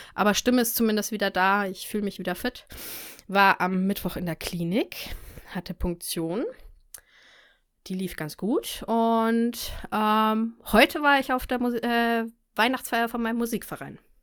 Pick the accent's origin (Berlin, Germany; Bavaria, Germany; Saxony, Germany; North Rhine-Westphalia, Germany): Bavaria, Germany; near Munich; Ich komme aus der Nähe von München